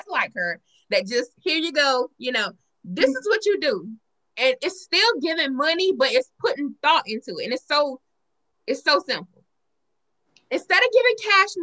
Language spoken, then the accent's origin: English; South Carolina, United States; I'm Southern. I'm born and raised in South Carolina